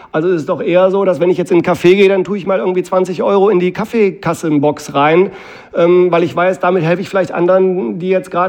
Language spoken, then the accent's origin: German; Mülheim an der Ruhr, North Rhine-Westphalia, Germany; in meiner Heimatstadt Mülheim